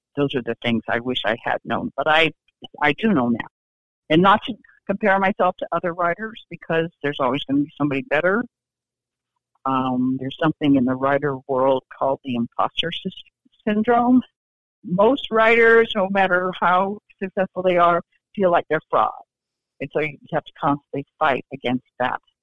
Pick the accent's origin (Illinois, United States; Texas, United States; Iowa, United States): Iowa, United States; moved away as an adult; now in Raleigh, United States; my husband and I grew up in Iowa, but we have lived in Raleigh, North Carolina for 35 years